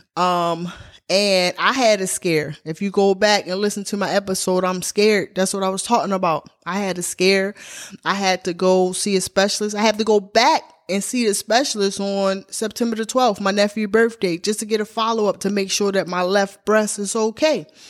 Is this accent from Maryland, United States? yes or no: yes; Baltimore, Maryland, United States; now in Georgia, United States; I come from Baltimore, Maryland